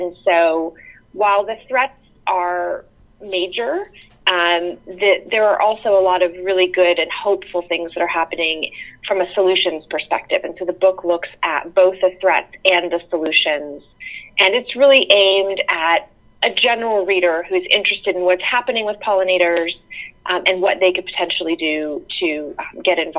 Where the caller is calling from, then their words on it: North Carolina, United States; Sure. I live in uh, rural North Carolina, about an hour east of Charlotte, and I live in on a little farm, um, more of a homestead, really, where we raise chickens and goats